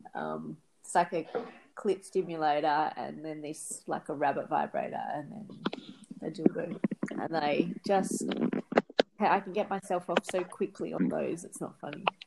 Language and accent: English; Australia; I grew up in Australia